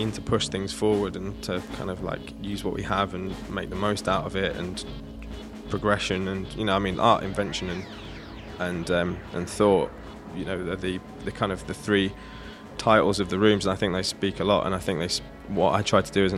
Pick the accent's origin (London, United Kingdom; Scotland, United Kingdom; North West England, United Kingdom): North West England, United Kingdom; Manchester; I come from Manchester